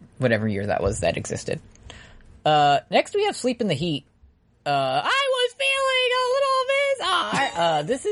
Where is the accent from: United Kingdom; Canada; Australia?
Canada; we're from Canada